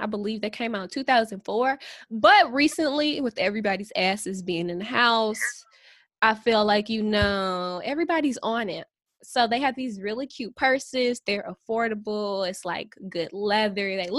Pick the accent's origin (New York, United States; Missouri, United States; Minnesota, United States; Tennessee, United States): Missouri, United States; St. Louis; we're from St. Louis